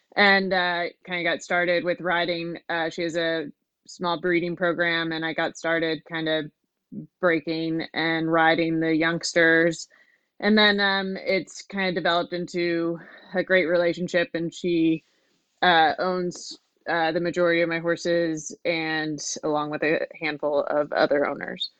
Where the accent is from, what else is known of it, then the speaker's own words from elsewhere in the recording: Midwest, United States; moved away; I grew up in the Midwest, a very rural area